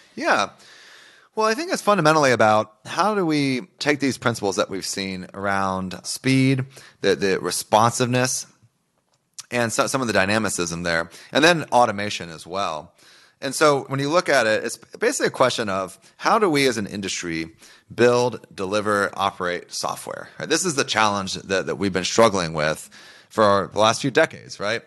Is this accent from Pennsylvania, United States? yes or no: no; Oklahoma, United States; I grew up in Oklahoma